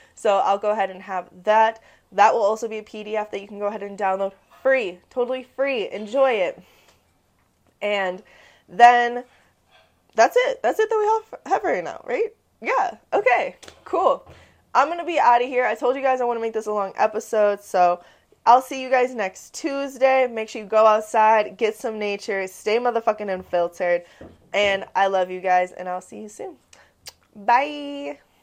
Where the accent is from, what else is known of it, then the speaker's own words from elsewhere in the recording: Midwest, United States; I'm from the Midwest.